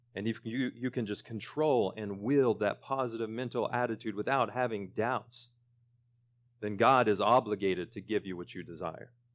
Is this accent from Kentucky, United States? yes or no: no; Sentinel, Oklahoma, United States; moved away; my hometown of Sentinel